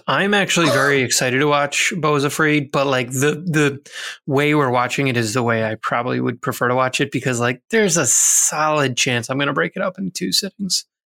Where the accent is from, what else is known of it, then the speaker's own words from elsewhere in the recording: Philadelphia, Pennsylvania, United States; now in New York, United States; I'm from Philadelphia. I mean, I grew up in the Philadelphia suburbs.